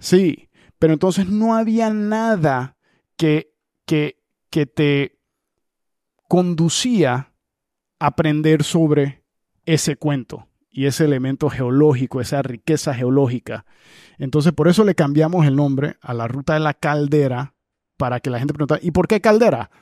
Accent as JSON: {"language": "Spanish", "country": "Panama", "said": "como panameño"}